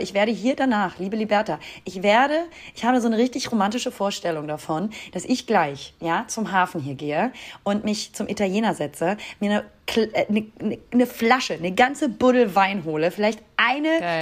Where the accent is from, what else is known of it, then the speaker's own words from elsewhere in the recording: Hamburg, Germany; da, wo ich herkomme. also aus Hamburg